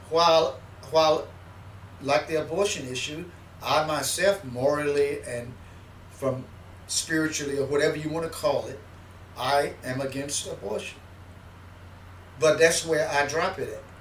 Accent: Mississippi, United States; born there; And I, and I put on the thing my actual birthplace, which was Mississippi.

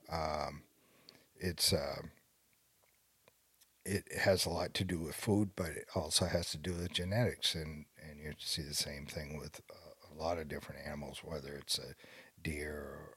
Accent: New England, United States; I'm from New England, so I say Vince Wilfork, and uh, nobody knows who that is anymore.

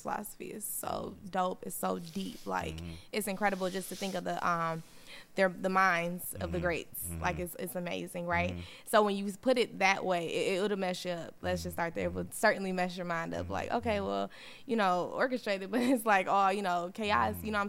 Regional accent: United States; I'm from America.

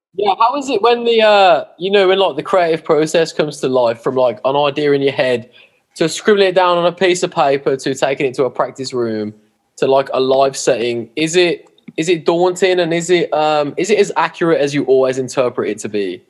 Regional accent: England, United Kingdom; we're English

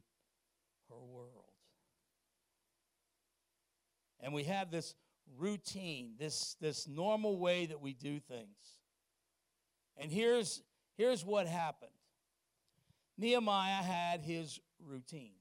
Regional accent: Wilmington, Delaware, United States; They closed the interstate in my hometown. Interstate 95 goes straight up the east coast. In Wilmington, Delaware

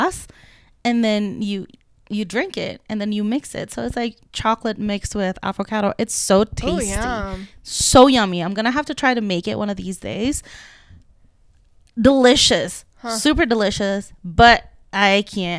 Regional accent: Indonesia; moved away; I grew up in Indonesia.

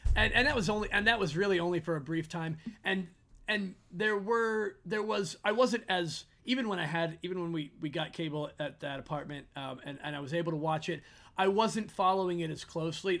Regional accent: Philadelphia, Pennsylvania, United States; being from Philly, I'm not, I'm quote unquote from Philly

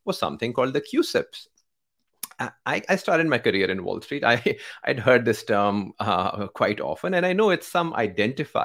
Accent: Pakistan; I come from Pakistan, where bulk of our economy is undocumented

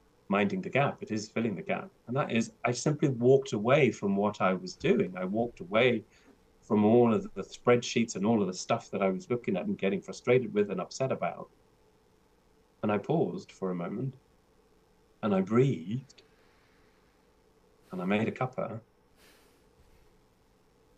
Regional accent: South Africa; growing up in South Africa, as a white South African, in apartheid South Africa, I had a very different upbringing

